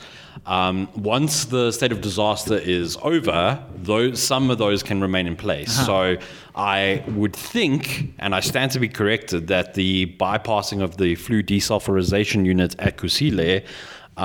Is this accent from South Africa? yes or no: yes; South Africa; I, as a South African